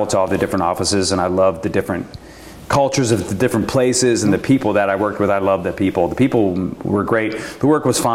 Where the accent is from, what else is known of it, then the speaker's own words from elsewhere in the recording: Columbus, Ohio, United States; moved away; my hometown, was founded in Columbus, Ohio